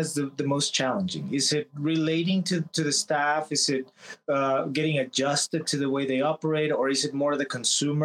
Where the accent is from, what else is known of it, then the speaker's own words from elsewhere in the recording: Texas, United States; I'm from Texas, so when I was back at home